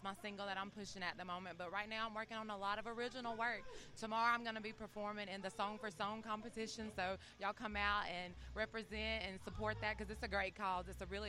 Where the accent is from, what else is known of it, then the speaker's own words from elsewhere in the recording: McIntosh, Alabama, United States; now in Foley, United States; I'm originally from McIntosh, Alabama, but I live in Foley, Alabama right now.